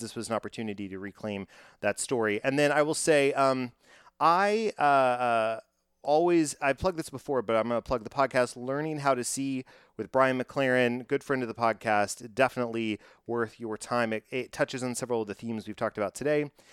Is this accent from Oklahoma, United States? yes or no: no; Texas, United States; I am from Texas